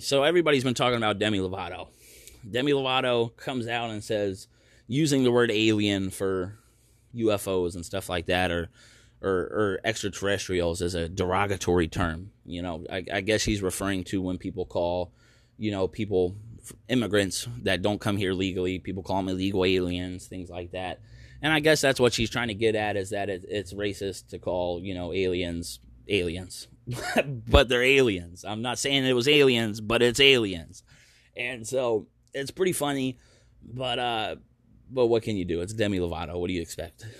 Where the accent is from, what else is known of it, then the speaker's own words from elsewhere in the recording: United States; moved away as an adult; also born or lived in Maryland / North Carolina; now in Oregon, United States; I'm from the East Coast. I'm, you know, Maryland, North Carolina is where I spent most of my life